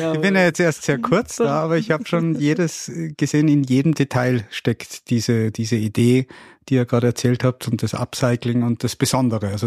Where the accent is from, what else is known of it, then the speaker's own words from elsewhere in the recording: Pettneu am Arlberg, Tyrol, Austria; Born and bred von ja. Pat Neu.